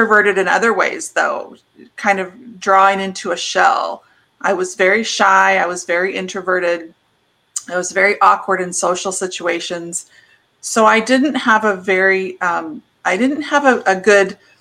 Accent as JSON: {"language": "English", "region": "Midwest", "country": "United States", "tie": "born or raised there", "said": "So I grew up in the Midwest on a farm"}